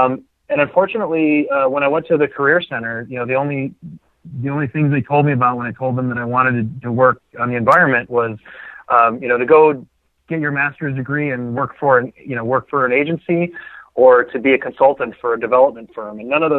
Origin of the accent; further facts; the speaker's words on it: Milwaukee, Wisconsin, United States; moved away as an adult; now in Wallowa County, Oregon, United States; And I grew up in the suburbs of Milwaukee, Wisconsin.